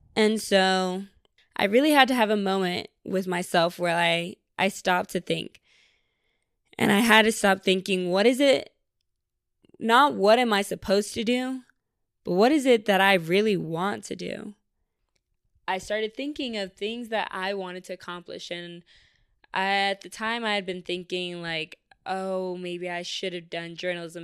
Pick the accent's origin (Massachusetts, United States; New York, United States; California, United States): New York, United States; Syracuse; now in Austin, United States; I was born here in Austin, but we moved to New York when I was around, like, five or six for my mom because she got a job up in Syracuse